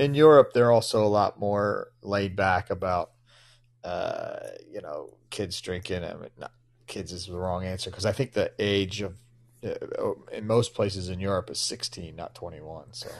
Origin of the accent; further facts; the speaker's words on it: Philadelphia, Pennsylvania, United States; I'm from Philly